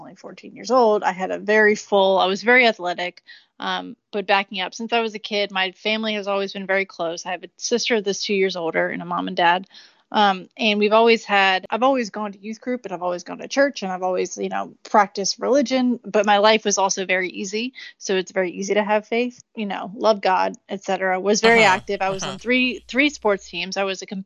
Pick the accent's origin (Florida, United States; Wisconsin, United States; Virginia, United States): Virginia, United States; Richmond; MCV in Richmond, Virginia, my hometown